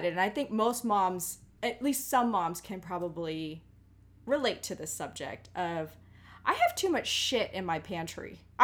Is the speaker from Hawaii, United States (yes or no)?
yes; Hawaii, United States; I am Hawaiian.